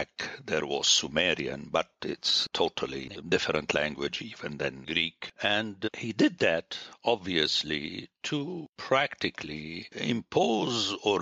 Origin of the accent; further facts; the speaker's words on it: Lebanon; moved away; I grew up in Lebanon, where French, until now, is not a second language